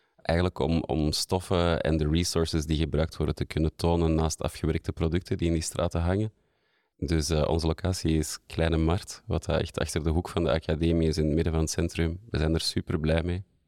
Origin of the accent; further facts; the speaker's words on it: Antwerp, Flanders, Belgium; de laatste 15 jaar in Antwerpen gewoond en gewerkt. Ik ben hier ook geboren